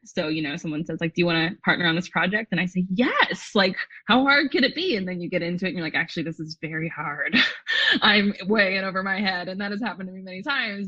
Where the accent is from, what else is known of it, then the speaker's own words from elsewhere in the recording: a suburb outside of Los Angeles, California, United States; I grew up in a suburb outside of LA.